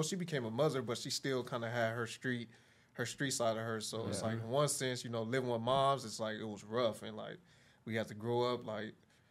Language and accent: English; Carson, California, United States; I grew up in Carson, which my area is like considered like Delamo